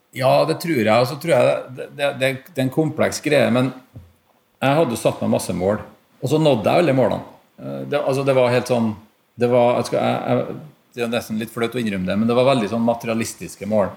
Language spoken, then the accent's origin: Norwegian; Trondheim, Trøndelag, Norway; Jeg har bodd i Trondheim egentlig hele livet